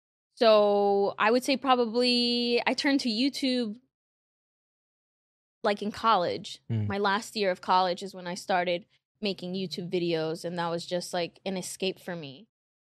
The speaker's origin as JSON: {"language": "English", "town": "Queens", "region": "New York", "country": "United States", "said": "Yeah, I mean, like you said, I'm from Queens."}